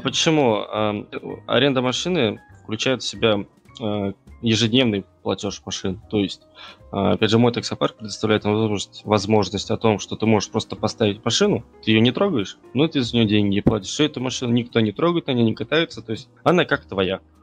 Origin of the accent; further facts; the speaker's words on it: Tatarstan, Russia; я хоть татарин, но татарский я вообще не бельмим